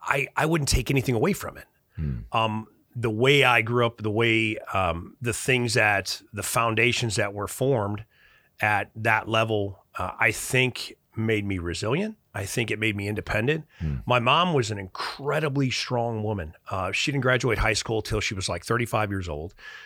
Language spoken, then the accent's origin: English; Chicago, Illinois, United States; I grew up relatively destitute in Chicago.